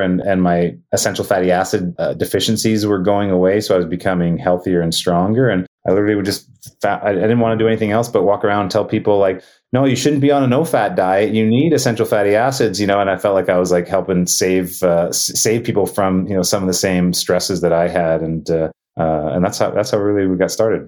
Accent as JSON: {"language": "English", "town": "Winnipeg", "region": "Manitoba", "country": "Canada", "tie": "born or raised there", "also_born_or_lived": "Thunder Bay, Ontario", "said": "I was born in Thunder Bay, Ontario, which is on Lake Superior, but um, I grew up in Winnipeg"}